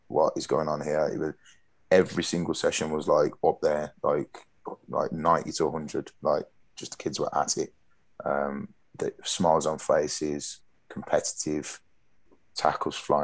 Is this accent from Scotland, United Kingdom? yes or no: no; Birmingham, West Midlands, United Kingdom; we're from Birmingham